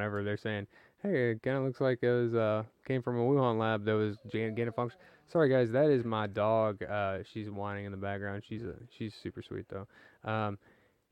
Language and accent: English; Johnson City, Tennessee, United States; I'm from Johnson City.